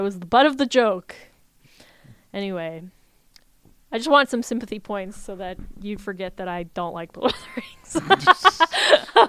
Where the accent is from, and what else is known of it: United States